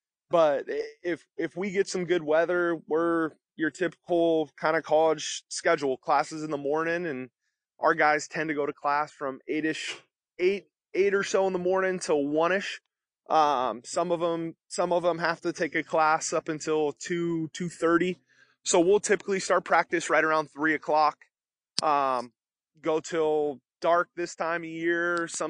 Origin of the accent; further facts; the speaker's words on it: Vallejo, California, United States; So I grew up in the Bay Area of California, in Vallejo, California, and went to St. Patrick, St. Vincent High School and graduated from there